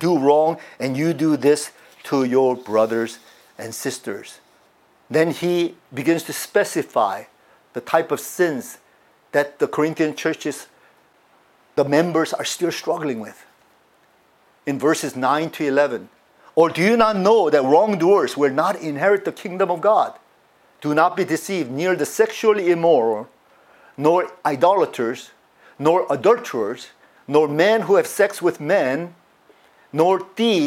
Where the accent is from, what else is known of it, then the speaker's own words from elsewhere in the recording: United States; I grew up in the United States most of my years